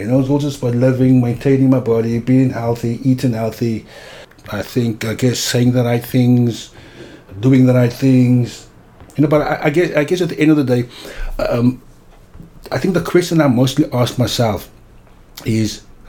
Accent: Cape Town, Western Cape, South Africa; I grew up in Cape Town.

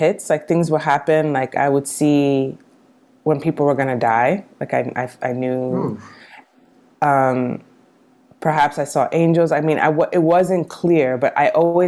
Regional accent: New York City, New York, United States; I grew up in New York City

